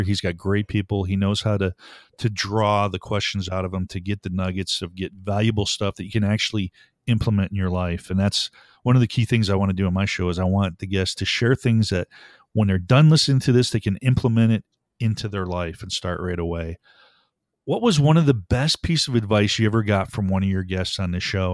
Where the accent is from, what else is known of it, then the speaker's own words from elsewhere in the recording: Buffalo, New York, United States; moved away; I was born back in Buffalo, New York, to a great, two parents, hardworking, taught me values